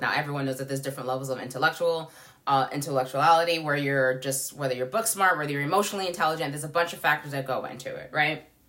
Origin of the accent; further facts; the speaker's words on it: New York City, New York, United States; I grew up in New York City